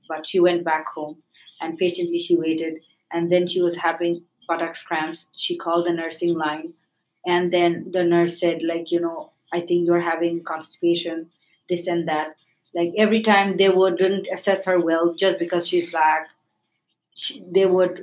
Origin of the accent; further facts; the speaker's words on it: Bangladesh; now in Canada; I am a lady from South Asia. I am a Bangladeshi Canadian